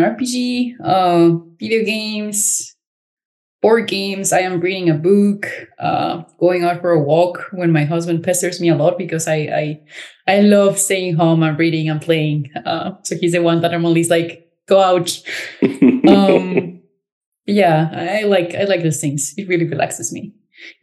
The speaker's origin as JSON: {"language": "English", "town": "Cancun", "region": "Quintana Roo", "country": "Mexico", "moved": "as an adult", "lives_now": "Berlin, Germany", "said": "I am originally from Cancun, Mexico"}